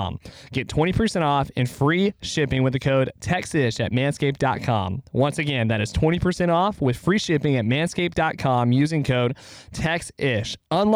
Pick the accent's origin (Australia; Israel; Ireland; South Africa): Ireland; I'm Irish. That's why you can't understand me.